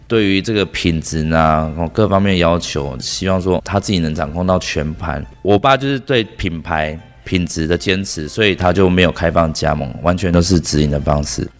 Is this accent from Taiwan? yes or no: yes; Taiwan; 从小我们在乡下阿嬷带长大